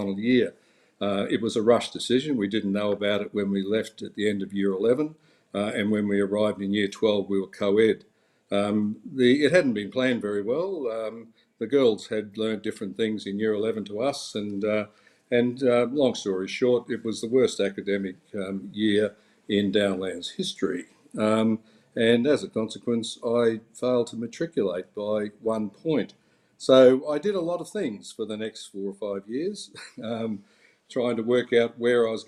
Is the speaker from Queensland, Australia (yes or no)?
yes; Lockyer Valley, Queensland, Australia; also born or lived in Toowoomba; I grew up in the Lockyer Valley in Queensland, which is a small crop agricultural area.